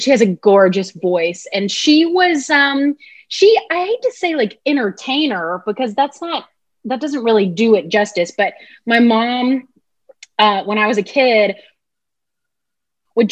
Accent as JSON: {"language": "English", "region": "Alabama", "country": "United States", "tie": "born or raised there", "also_born_or_lived": "Mississippi", "moved": "yes", "said": "I grew up in Alabama, okay. But all my family, like my parents, are from Mississippi"}